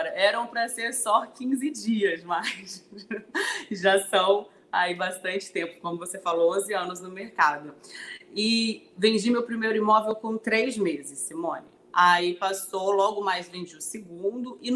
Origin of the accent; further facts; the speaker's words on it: Brasília, Federal District, Brazil; also born or lived in Codó; now in Rio de Janeiro, Brazil; Eu sou de Codó, Maranhão, de Codó para o mundo, né? Minha cidade querida. Fui criada em Brasília e estou na cidade maravilhosa há 14 anos.